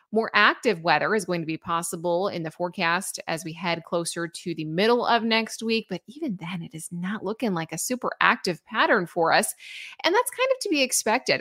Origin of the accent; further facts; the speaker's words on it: Illinois, United States; moved away; I am originally from Illinois.